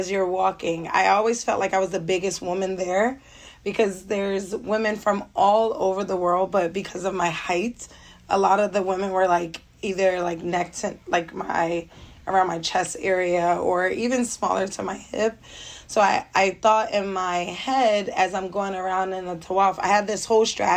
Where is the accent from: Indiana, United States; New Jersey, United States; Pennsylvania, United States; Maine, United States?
Pennsylvania, United States; Philadelphia; I'm now 34. I'm from Philadelphia, Pennsylvania.